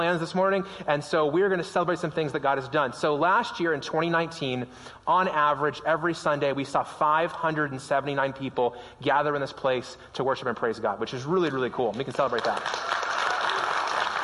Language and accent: English; Las Vegas, Nevada, United States; now in Prescott, United States; Las Vegas. It's my hometown. It's where I grew up